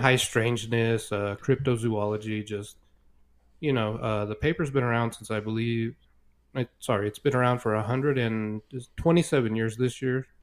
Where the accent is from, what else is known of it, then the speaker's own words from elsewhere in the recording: Roswell, New Mexico, United States; growing up in Roswell